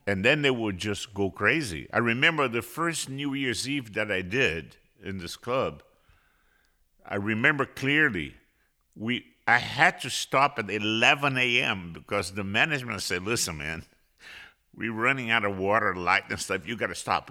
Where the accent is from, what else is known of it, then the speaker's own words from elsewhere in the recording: Rio de Janeiro, Brazil; I was born in Rio de Janeiro, Brazil.